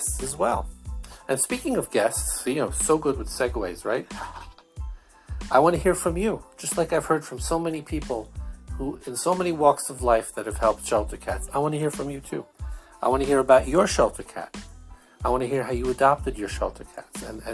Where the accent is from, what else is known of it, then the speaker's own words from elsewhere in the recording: Brooklyn, Long Island, New York, United States; accent: Brooklyn, Long Island, formerly Jewish; my accent is, Brooklyn, Long Island, a formerly Jewish accent